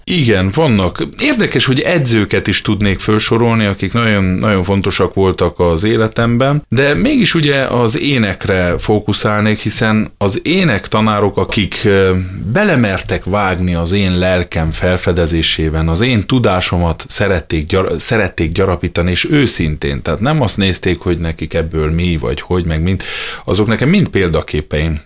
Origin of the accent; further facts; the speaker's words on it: Miercurea Ciuc, Harghita County, Romania; moved away as an adult; also born or lived in Remetea (Gyergyóremete), Romania / Oradea, Romania / Budapest, Hungary / United States; now in Fót, Hungary; Gyergyó remetén születtem, Csíkszeredában nőttem föl, aztán jött Nagyvárad, és jött Budapest